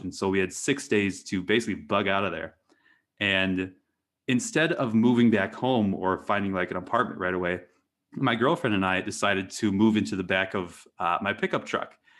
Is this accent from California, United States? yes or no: no; Eau Claire, Wisconsin, United States; moved away as an adult; also born or lived in Maine / New Hampshire; I grew up in, um, Eau Claire, Wisconsin.